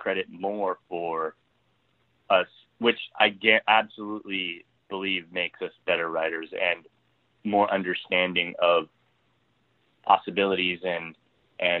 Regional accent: Ontario, Canada; moved away as an adult; now in Vancouver, Canada; I'm from Ontario originally.

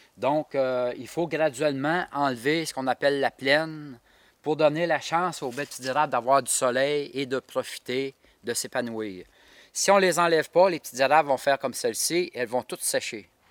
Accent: Saint-Jules-de-Beauce, Quebec, Canada; je suis de Saint-Jules-de-Beauce

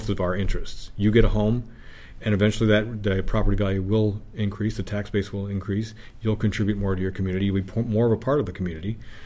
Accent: Palmyra, New York, United States; my hometown in Palmyra.

